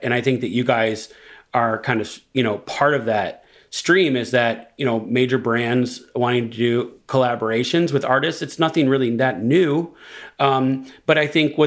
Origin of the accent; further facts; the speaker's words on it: Detroit, Michigan, United States; I'm from Detroit